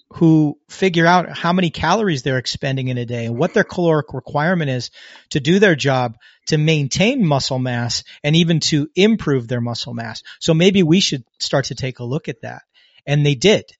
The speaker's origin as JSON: {"language": "English", "country": "United States", "tie": "born or raised there"}